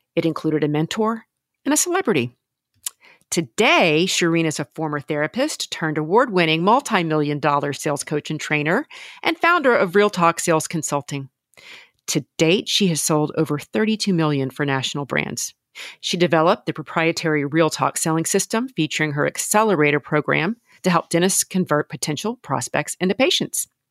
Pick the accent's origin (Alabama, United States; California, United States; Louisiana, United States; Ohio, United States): Louisiana, United States; I'm from Louisiana.